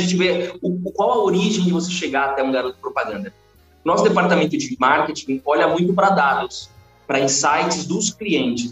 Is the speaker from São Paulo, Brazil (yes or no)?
yes; São Bernardo do Campo, São Paulo, Brazil; moved away as an adult; eu sou de São Bernardo do Campo